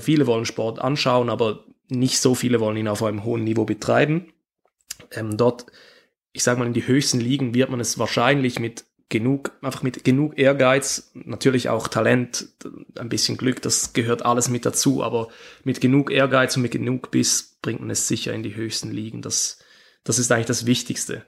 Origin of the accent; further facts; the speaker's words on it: Switzerland; ich bin Schweizer